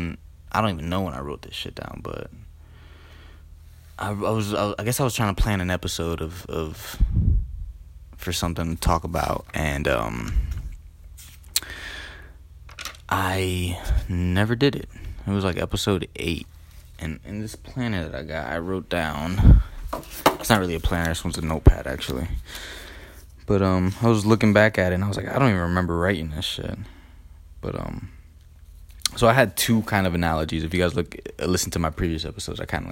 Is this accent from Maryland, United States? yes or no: no; Elizabeth, New Jersey, United States; I grew up in Elizabeth, New Jersey, on Richmond Street